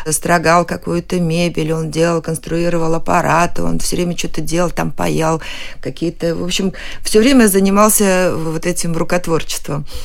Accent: Saratov, Saratov Oblast, Russia; born there; Да, я родилась в Саратове на гастролях.

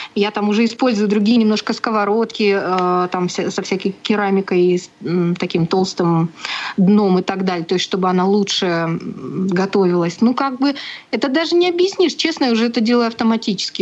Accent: Nalchik, Kabardino-Balkaria, Russia; moved away as an adult; also born or lived in Kislovodsk / Bugulma, Tatarstan; now in Samara, Russia; Я родом не из Татарстана, я родом из Кабардино-Балкарии, город Нальчик

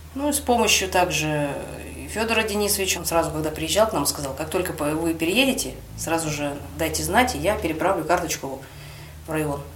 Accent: Taseyevsky District, Krasnoyarsk Krai, Russia; also born or lived in Abakan; now in Krasnoyarsk, Russia; Родилась я не в самом Красноярске, я родилась в Тасеевском районе. Это за 400 километров от Красноярска.

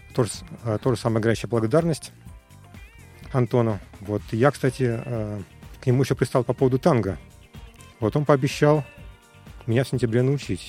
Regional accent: Moscow, Russia; Я родился в Москве, в интеллигентной семье.

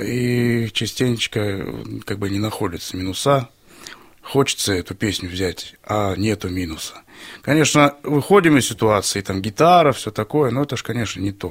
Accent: Stary Oskol, Belgorod Oblast, Russia; Я из города Старый Оскол

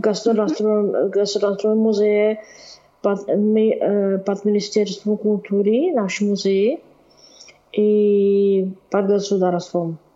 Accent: Brno, South Moravian Region, Czechia; accent: Czech; Russian is a second language; у меня чешский акцент

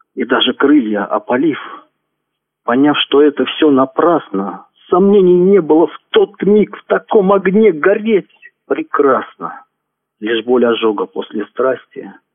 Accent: Penza Oblast, Russia; now in Tula, Russia; Родом я из Пензенской области. Сейчас проживаю в городе Тула.

